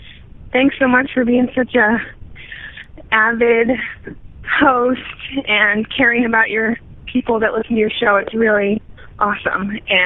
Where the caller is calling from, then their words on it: Seattle, Washington, United States; calling you from Seattle.